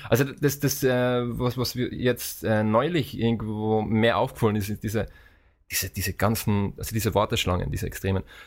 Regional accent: Austria; now in Vienna, Austria; wie man vielleicht an meinem Dialekt, äh, an meiner Aussprache jetzt unschwer erkennen kann. Ich komme aus Österreich ursprünglich, äh, aus äh, eher dem ländlichen Bereich und äh, lebe seit fünf Jahren in Wien

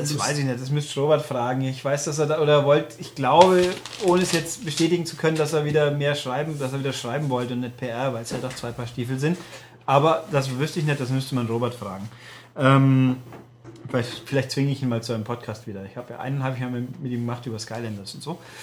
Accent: Germany; weil Mehring ist meine Heimat. Ich bin hier geboren und aufgewachsen und immer noch da.

